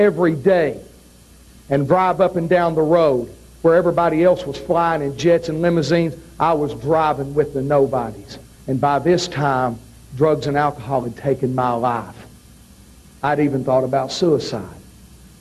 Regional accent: Knoxville, Tennessee, United States; I was born and raised in Knoxville, Tennessee. Growing up in Knoxville, Tennessee, I grew up on Ron Wright.

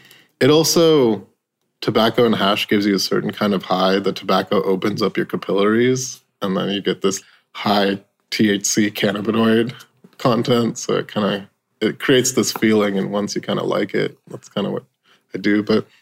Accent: India; That's kind of growing up in India and that kind of European influence in India.

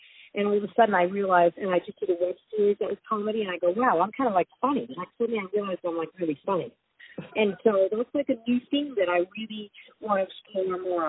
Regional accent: New York, United States; I mean, I'm a New Yorker, and New York's my town.

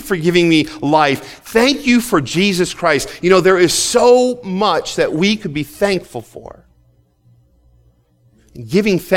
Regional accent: United States; as an American

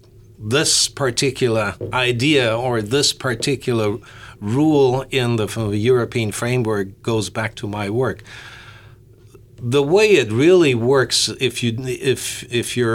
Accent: Germany; moved away as an adult; also born or lived in Bloomington, Indiana; I was raised in the Lutheran church in Germany

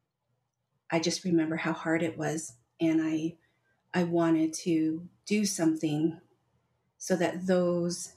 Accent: United States; now in Albuquerque, United States; I am Deneh Navajo from the Navajo Nation, grew up on the nation. I currently live here in Albuquerque, New Mexico

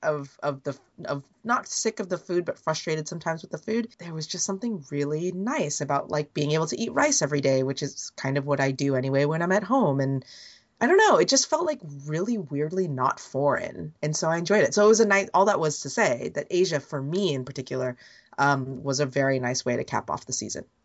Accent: Bay Area, California, United States; I've lived my life, most of my life, obviously, being an American and being Asian, Asian American, even in the Bay Area, feeling like you didn't blend

